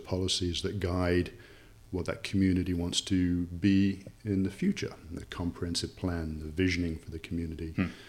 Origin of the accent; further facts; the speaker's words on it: Nottingham, East Midlands, United Kingdom; accent: English; it's certainly changing, but my accent, of course, is from England, Nottin